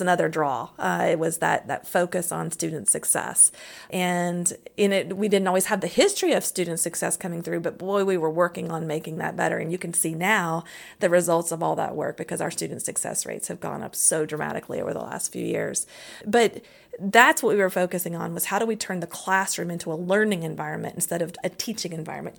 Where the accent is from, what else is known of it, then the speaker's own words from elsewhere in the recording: Lexington, Kentucky, United States; I grew up in Kentucky. Kentucky, Lexington, Kentucky